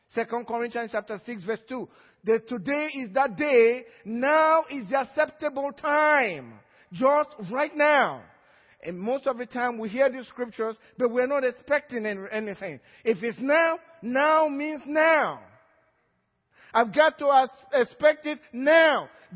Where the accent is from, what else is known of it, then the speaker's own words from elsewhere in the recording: Georgia, United States; Some from Georgia, that's where I'm from too.